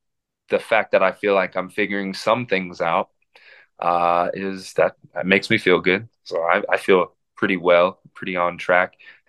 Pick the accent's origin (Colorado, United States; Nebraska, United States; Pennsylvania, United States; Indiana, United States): Indiana, United States; Indianapolis; also born or lived in Minnesota; I was born in Minnesota. I was not born in Indianapolis, Indiana.